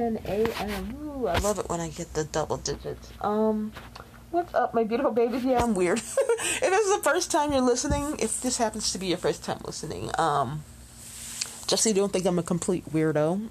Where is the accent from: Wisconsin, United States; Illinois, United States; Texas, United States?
Illinois, United States; Chicago; Chi-Town, Illinois, my hometown